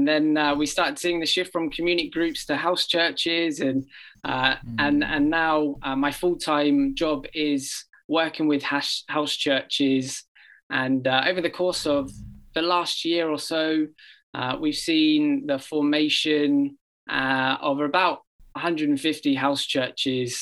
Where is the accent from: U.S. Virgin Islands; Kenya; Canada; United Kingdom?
United Kingdom; England; now in Oregon, United States; I grew up in England and often mistaken for an Australian